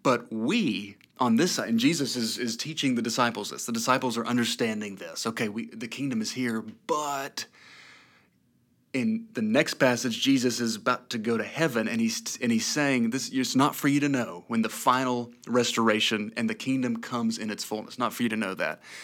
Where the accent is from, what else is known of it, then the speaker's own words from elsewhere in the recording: East Tennessee, United States; I'm from East Tennessee. I'm a native son of East Tennessee